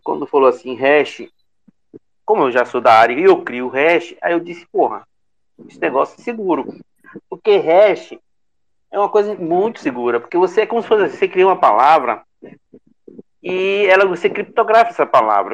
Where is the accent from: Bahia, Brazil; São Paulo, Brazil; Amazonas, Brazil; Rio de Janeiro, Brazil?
Bahia, Brazil; Sou da Bahia também